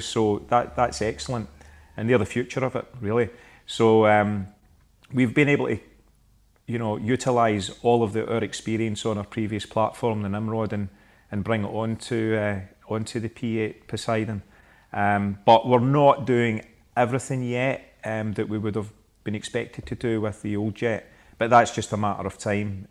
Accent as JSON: {"language": "English", "town": "Glasgow", "region": "Scotland", "country": "United Kingdom", "said": "I am from Glasgow"}